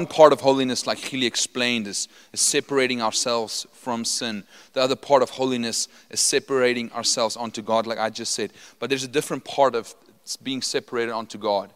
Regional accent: Potchefstroom, North West, South Africa; I'm from Potchefstroom. I'm an original Potchie. Okay, I didn't just study there.

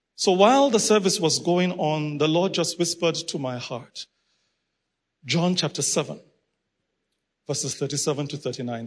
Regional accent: Nigeria; I'm originally from Nigeria

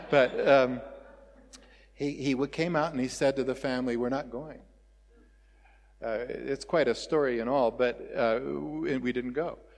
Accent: Welkom, Free State, South Africa; born there; My father was uh, uh told, I think, when we lived in Welkom, I was born in Welkom uh, that uh, he needed to go.

